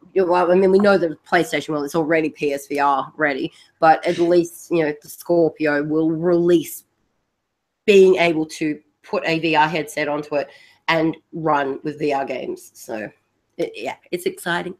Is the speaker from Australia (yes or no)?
yes; Australia; accent: Australian; the Australian accent